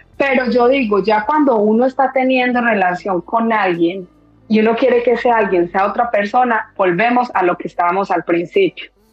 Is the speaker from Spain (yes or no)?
no; Colombian paisa, Antioquia, Colombia; como buena colombiana paisa